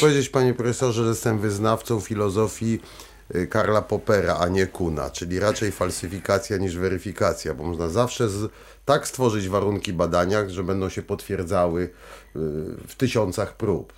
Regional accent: Poland

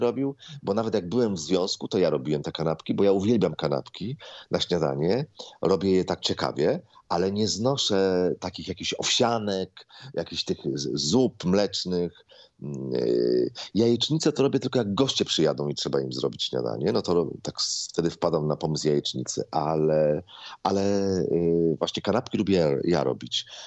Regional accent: Złotoryja, Lower Silesian Voivodeship, Poland; now in Warsaw, Poland; u nas w Złotoryi za ulicą Podwale

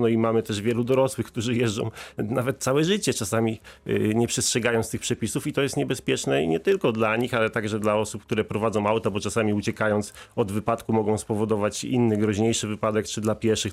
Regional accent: Wrocław, Lower Silesian Voivodeship, Poland; u nas we Wrocławiu

